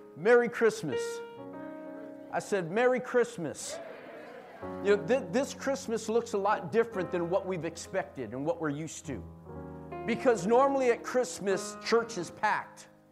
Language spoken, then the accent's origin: English; San Jose, California, United States; we're from San Jose.